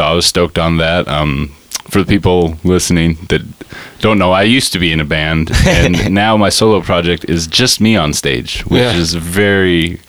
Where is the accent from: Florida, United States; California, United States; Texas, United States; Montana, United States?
Montana, United States; Great Falls; I am from Great Falls, Montana.